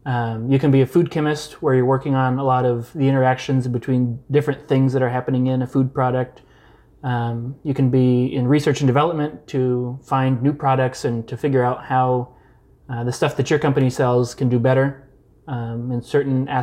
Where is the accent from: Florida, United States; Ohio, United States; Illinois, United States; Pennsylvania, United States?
Illinois, United States; Casey; now in St. Louis, United States; I grew up in a small town in Illinois, right along I-70, about halfway between here and Indianapolis, called Casey